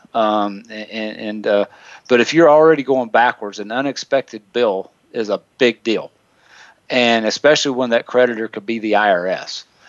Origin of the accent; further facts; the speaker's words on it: the South, United States; I'm from the South, so if, if Nicole makes fun of the way I speak, I say tennis shoes